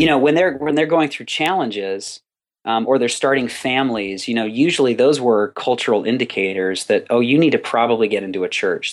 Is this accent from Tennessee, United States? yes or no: no; Southern California, United States; I was born and raised in Southern California, which is where I still am